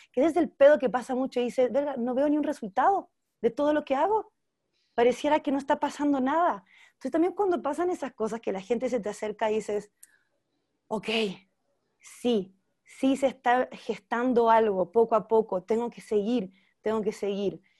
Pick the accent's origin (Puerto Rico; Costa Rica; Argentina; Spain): Argentina; now in Mexico; porque aquí vivo, pero ya pues aprovechar mucho más el mercado chileno y argentino, que también es de donde soy.